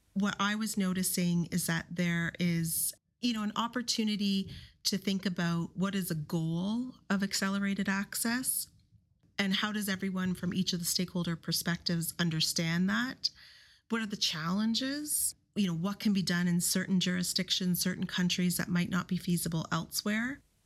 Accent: Ottawa, Ontario, Canada; I'm from Ottawa, Canada.

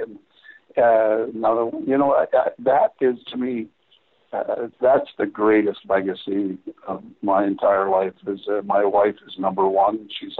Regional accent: Toronto, Ontario, Canada; Harry, I grew up in Toronto, I'm a Maple Leafs fan.

